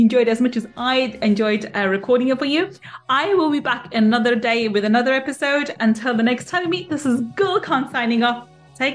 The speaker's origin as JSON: {"language": "English", "region": "England", "country": "United Kingdom", "said": "In being English, we don't say Z, we say"}